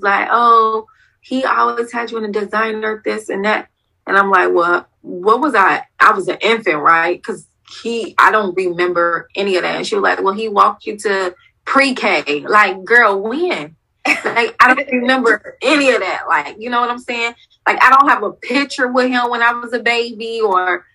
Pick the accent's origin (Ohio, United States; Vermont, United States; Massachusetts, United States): Ohio, United States; I'm from Ohio